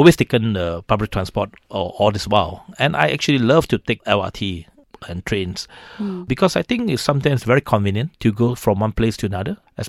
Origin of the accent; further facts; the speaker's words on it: Seremban, Negeri Sembilan, Malaysia; I'm from Seremban. I'm a Seremban boy.